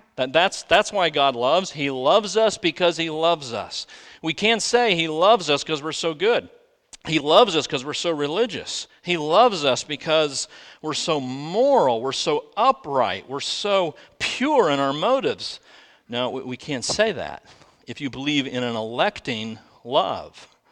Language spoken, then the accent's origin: English; United States; I'm an American.